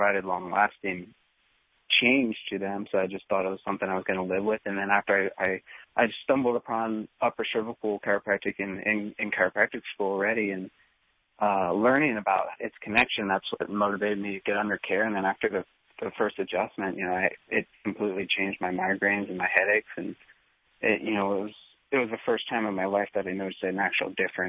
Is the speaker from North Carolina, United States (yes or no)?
no; Pennsylvania, United States; moved away as an adult; also born or lived in Marietta, Georgia; I moved from Pennsylvania down to Marietta, Georgia to go undergrad